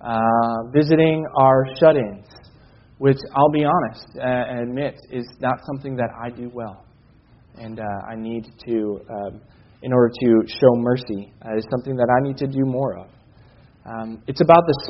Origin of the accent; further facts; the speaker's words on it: Chicago, Illinois, United States; I couldn't watch Bears games on Sunday afternoons growing up in Chicago